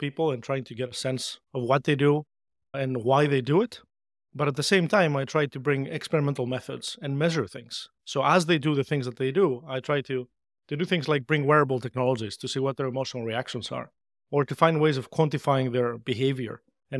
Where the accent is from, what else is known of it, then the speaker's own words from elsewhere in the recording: Greece; And growing up in Greece, this was the time before the internet was widely available, just a few years prior to that.